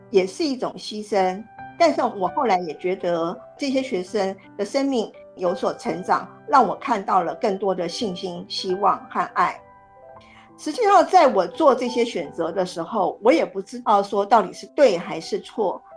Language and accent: Chinese; Taiwan; moved away as an adult; also born or lived in United States / United Kingdom; 我身在台湾，但是我曾经去美国念硕士，去英国念博士。那在我拿到博士学位之后呢，我曾经将英国教了九年的书